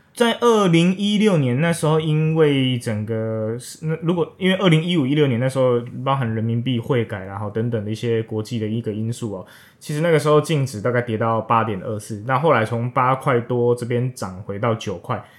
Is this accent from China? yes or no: no; Taiwan; 我们台湾人